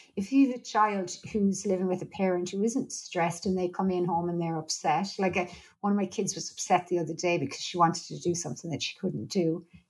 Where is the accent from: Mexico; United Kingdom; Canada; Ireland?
Ireland; I'm Irish